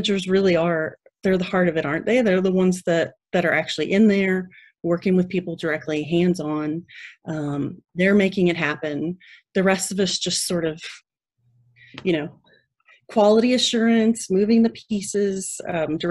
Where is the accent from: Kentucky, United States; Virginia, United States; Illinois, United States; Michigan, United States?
Kentucky, United States; Louisville; now in Texas, United States; I grew up in Kentucky near Louisville